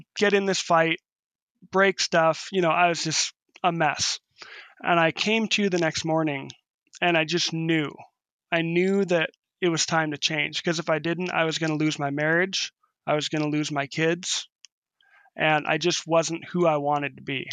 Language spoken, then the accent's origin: English; North Bend, Washington, United States; now in Waterville, United States; I grew up in North Bend, Washington, which is, which was a small farming town, uh, just outside of Seattle